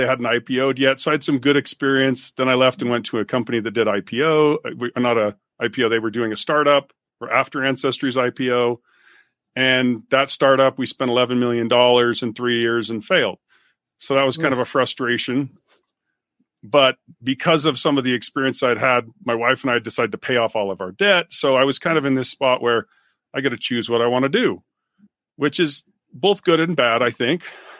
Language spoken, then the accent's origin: English; Utah, United States; I grew up in Utah, you know, great outdoorsy stuff.